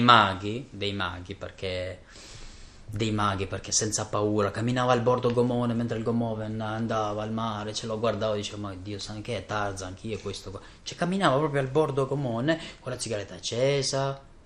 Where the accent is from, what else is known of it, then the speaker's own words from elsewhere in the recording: Kosovo; first language Albanian; Italian is a second language; now in Italy; vengo dal Kosovo, vivo da molti anni in Italia